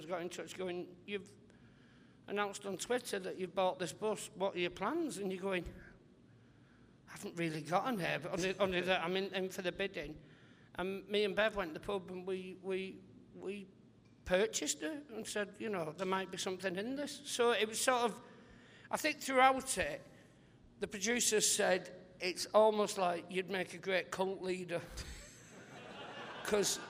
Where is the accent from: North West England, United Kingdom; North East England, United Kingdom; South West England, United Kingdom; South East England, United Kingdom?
North West England, United Kingdom; St Helens; I love my hometown because people were sort of saying, you'll have to leave